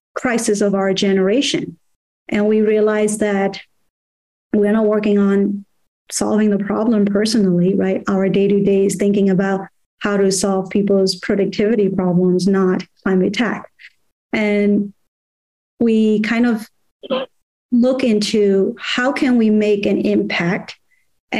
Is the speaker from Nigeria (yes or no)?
no; Myanmar; moved away; I grew up in Burma